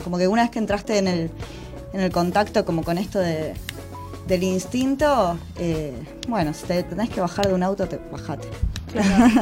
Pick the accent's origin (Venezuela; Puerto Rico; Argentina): Argentina; Buenos Aires; yo soy de acá, de Capital Federal.